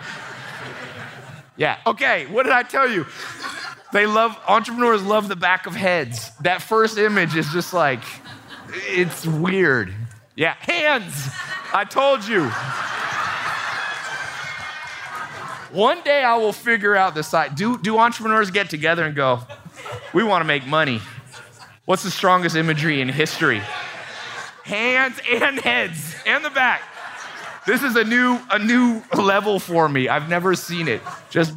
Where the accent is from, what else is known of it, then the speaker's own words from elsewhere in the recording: San Diego, California, United States; moved away; also born or lived in Long Beach, California; I went back to San Diego. I was born in Long Beach. And then when my, she left my dad when he was in prison. She went moved to San Diego, and I stood in front of the house that I grew up